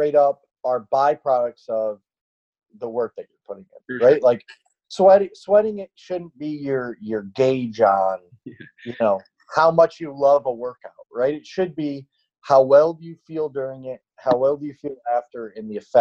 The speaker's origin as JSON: {"language": "English", "region": "upstate New York", "country": "United States", "tie": "born or raised there", "said": "I grew up in a very small town in upstate New York, maybe 90 miles north of Syracuse"}